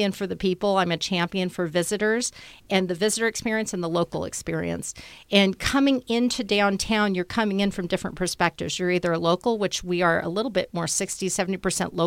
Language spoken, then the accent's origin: English; Beaverton, Oregon, United States; also born or lived in Portland, Oregon; now in Bend, United States; I'm from Beaverton. I went to Beaverton High School